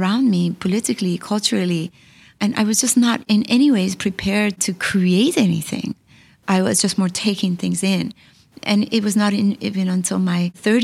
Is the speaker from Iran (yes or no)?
yes; Iran; moved away; also born or lived in California / New York; I came from Iran, a place that we always lived on the edge